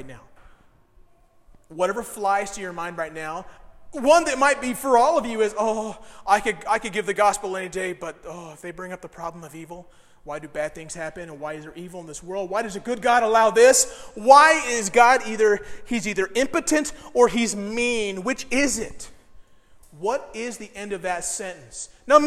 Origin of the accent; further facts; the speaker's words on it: Decatur, Illinois, United States; moved away; I'm from Decatur. We gave the world the Chicago Bears.